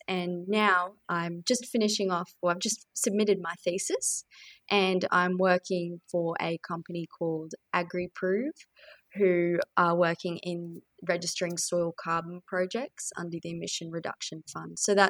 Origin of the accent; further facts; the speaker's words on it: Brisbane, Queensland, Australia; also born or lived in Charters Towers; So I was born in North Queensland and spent a bit of time around Charters Towers. I moved to Brisbane when I was relatively young, but always went back.